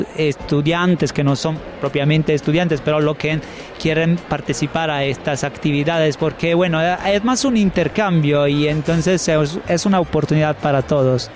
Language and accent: Spanish; Bologna, Emilia-Romagna, Italy; Spanish is a second language; soy de Bolonia, me muevo solo en bici porque es tan pequeña